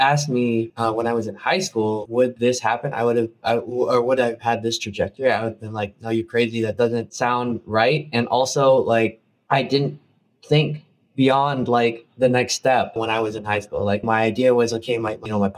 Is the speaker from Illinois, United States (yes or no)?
yes; Chicago, Illinois, United States; I grew up in a undocumented immigrant Filipino family in Chicago